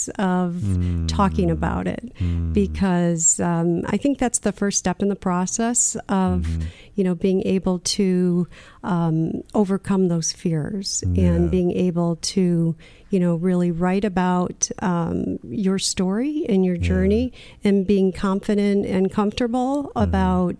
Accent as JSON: {"language": "English", "region": "Michigan", "country": "United States", "tie": "born or raised there", "said": "where I grew up in Michigan"}